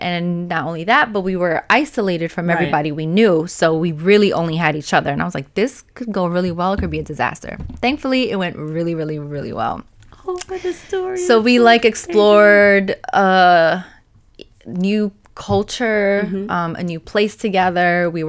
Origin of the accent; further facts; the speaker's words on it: New York, United States; moved away as an adult; also born or lived in Pennsylvania / Australia; I'm from New York, but I lived in Pennsylvania at the time for many years.